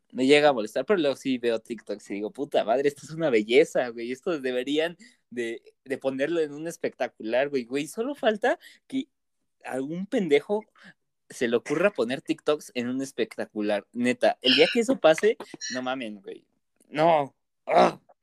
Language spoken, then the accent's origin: Spanish; Toluca, State of Mexico, Mexico; soy del Estado de México